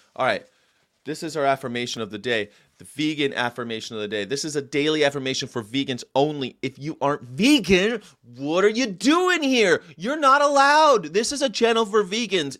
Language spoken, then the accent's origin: English; United States; I'm an American